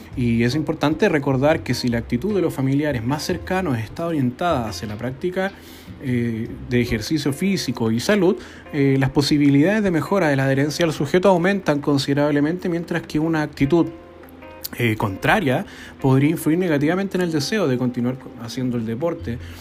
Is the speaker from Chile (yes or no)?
yes; Chile; Nosotros sabemos como chilenos